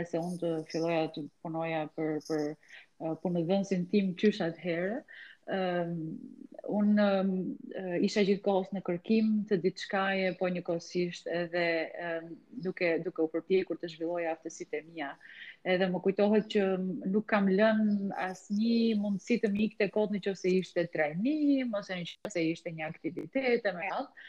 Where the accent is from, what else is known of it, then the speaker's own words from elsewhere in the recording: Korçë, Korçë County, Albania; moved away as an adult; now in Tirana, Albania; studimet e larta i kam bërë në në qytetin tim të lindjes në Korçë